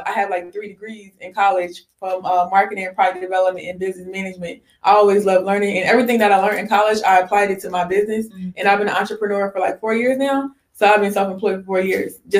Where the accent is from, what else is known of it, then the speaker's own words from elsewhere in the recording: Salem, New Jersey, United States; I have a beauty supply in Salem. Just something from my hometown